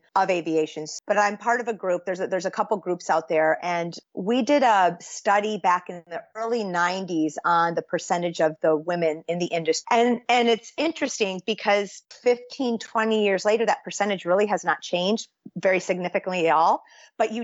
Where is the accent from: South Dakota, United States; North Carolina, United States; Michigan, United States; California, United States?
Michigan, United States; I grew up in Michigan, which is we call it the Midwest